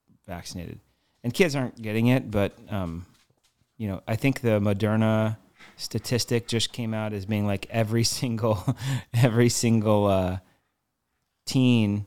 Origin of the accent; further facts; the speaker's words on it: Virginia Beach, Virginia, United States; moved away; I grew up in Virginia, so it was extremely like a slow state